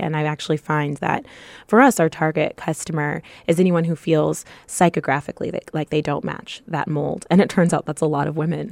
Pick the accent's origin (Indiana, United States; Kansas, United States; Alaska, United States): Kansas, United States; Topeka; moved away; I grew up in Topeka, Kansas, where there weren't a lot of people